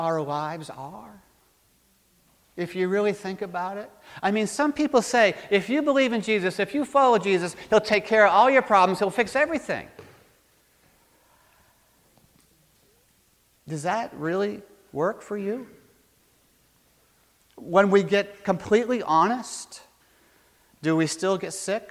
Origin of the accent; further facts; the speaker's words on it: Maine, United States; Back when I was growing up in Maine